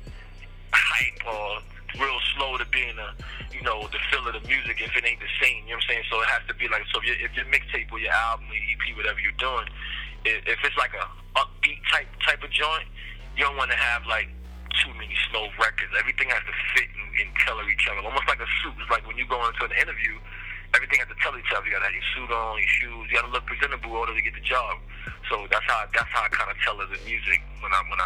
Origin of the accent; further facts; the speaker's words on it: New York City, New York, United States; moved away; also born or lived in Jacksonville, Florida / New Orleans, Louisiana; I'm from Harlem.